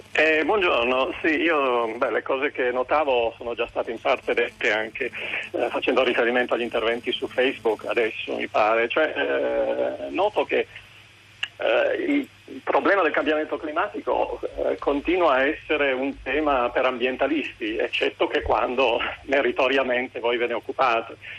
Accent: Rome, Lazio, Italy; moved away as an adult; also born or lived in Piedmont; now in Liguria, Italy; io da Roma, ma vivo adesso a periodi eh, anche nel nord Italia

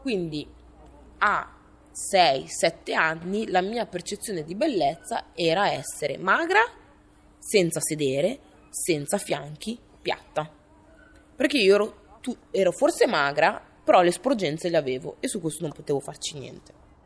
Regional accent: Italy; io sono nata in Italia

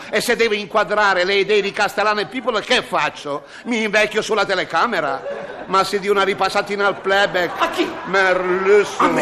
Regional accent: Genoa, Liguria, Italy; scusi io sa, sono genovese ogni tanto...

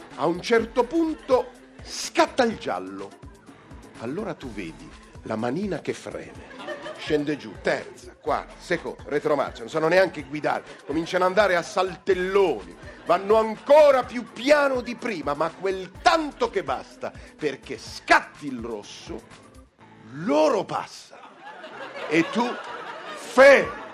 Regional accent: Foligno, Umbria, Italy; sono Umbro di Foligno

